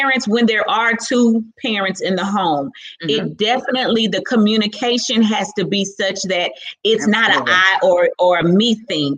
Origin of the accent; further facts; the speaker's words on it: Houston, Texas, United States; I'm from Fifth Ward, mm-hmm. Texas